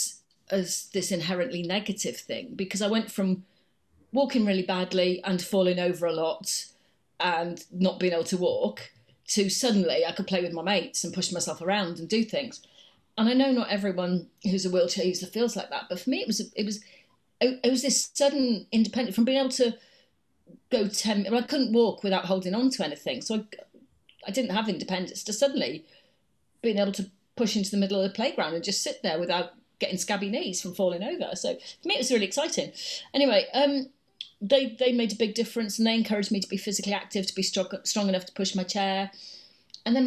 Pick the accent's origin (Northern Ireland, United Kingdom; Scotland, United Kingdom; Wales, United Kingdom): Wales, United Kingdom; Cardiff; I was born in Cardiff. That's where I grew up.